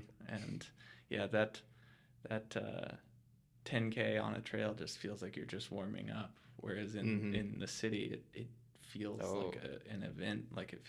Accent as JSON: {"language": "English", "town": "Colorado Springs", "region": "Colorado", "country": "United States", "tie": "born or raised there", "said": "I was born and raised here in Colorado Springs"}